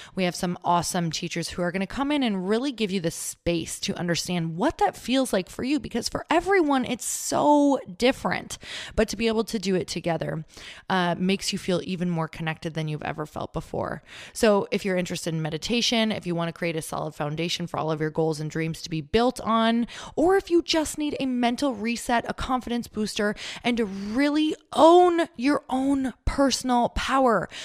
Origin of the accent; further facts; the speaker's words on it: Midwest, United States; we're from the Midwest